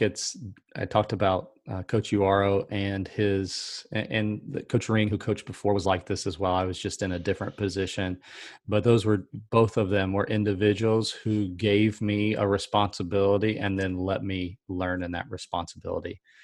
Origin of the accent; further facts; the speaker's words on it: South Carolina, United States; I'm from South Carolina